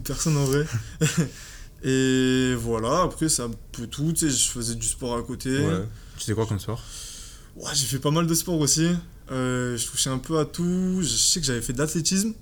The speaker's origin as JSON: {"language": "French", "town": "Aix-en-Provence", "region": "Provence-Alpes-Côte d'Azur", "country": "France", "said": "je viens d'Aix"}